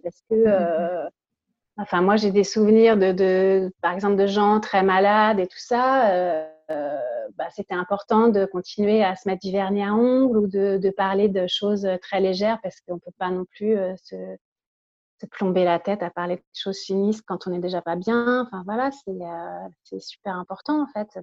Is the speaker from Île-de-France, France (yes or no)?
yes; Paris, Île-de-France, France; je suis née à, à Paris, je vis toujours à Paris.